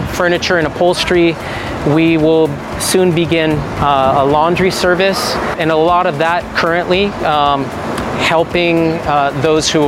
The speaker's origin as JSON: {"language": "English", "country": "United States", "moved": "as an adult", "lives_now": "Moldova", "said": "I am an American expat living in Eastern Europe. So we moved to Moldova in 2005"}